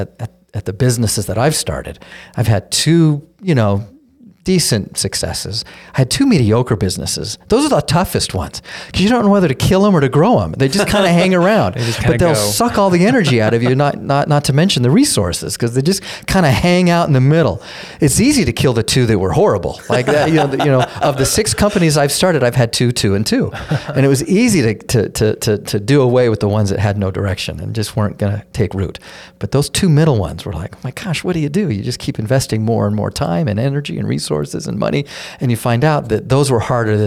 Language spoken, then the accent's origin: English; Denver, Colorado, United States; I grew up in Denver. I say I grew up in Denver. It's where I went to high school. But I've lived in 8 states growing up and moved every 2 years since I was 4 years old.